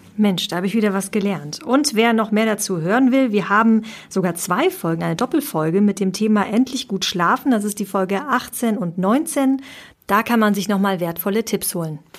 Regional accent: Spain; als Spanierin

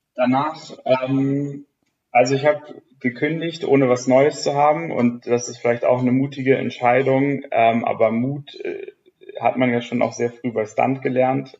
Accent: Hamburg, Germany; moved away; also born or lived in Nuremberg / Gütersloh; nach Hamburg gezogen für die Jobsuche. Ich bin ja ursprünglich daher

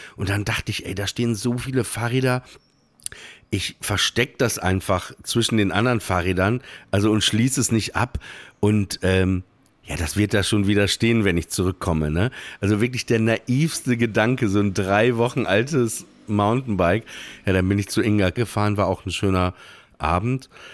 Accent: Papenburg, Lower Saxony, Germany; ich bin in Papenburg im Emsland aufgewachsen

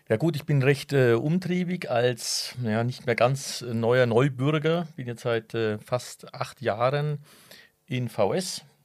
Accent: Würzburg, Bavaria, Germany; accent: Franconian rolled R; also born or lived in Villingen, Germany; now in Villingen-Schwenningen, Germany; komme ich aus Franken. Der Franke, der kann das R rollen, ja. Und äh, aus der Stadt Würzburg, wo ich jetzt herkomme, oder Veitshöchheim

